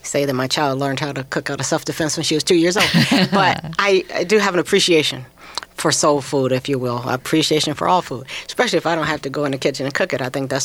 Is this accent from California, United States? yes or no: no; Chicago, Illinois, United States; moved away as an adult; also born or lived in Minnesota; now in Minneapolis, United States; I am a transplant from Chicago, here on scholarship to Mankato State. Have stayed in a community some years